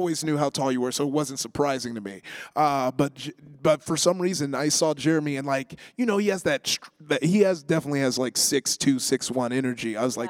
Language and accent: English; Los Angeles, California, United States; We're both L.A. kids who are like, just L.A. energy.